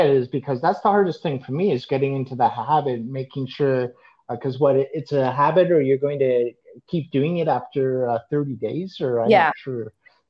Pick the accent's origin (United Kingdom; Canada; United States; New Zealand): Canada; I was born here.